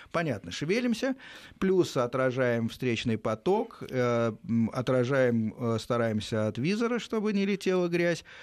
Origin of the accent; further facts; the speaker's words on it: Domodedovo, Moscow Oblast, Russia; Так, я с Домодедова.